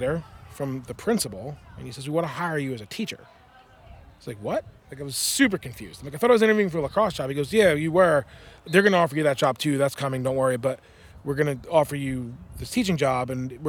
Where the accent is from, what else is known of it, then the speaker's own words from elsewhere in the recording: New Jersey, United States; moved away as an adult; now in Cedar Park, United States; We're from North Jersey. We're from 20 minutes from New York City.